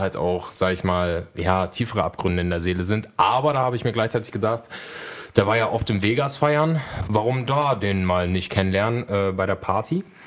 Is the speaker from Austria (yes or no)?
no; Poland; moved away; ich bin ja gebürtig aus Polen